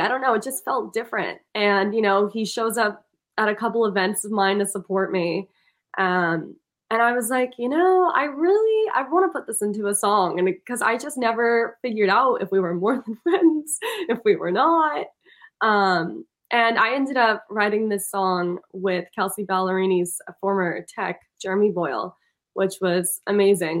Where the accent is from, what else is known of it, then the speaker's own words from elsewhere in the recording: Milan, Lombardy, Italy; now in Boston, United States; milan italy